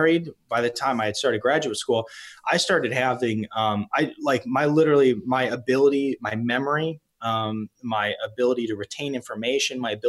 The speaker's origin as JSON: {"language": "English", "region": "East Coast", "country": "United States", "said": "I am from the East Coast"}